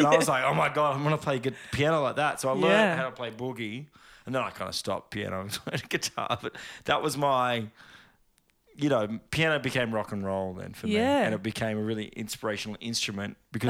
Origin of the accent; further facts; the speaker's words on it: Sydney, New South Wales, Australia; born there; also born or lived in Bourke / Oakey; I was born in Sydney. And then we moved to Bourke to pursue teaching the world Jesus, basically.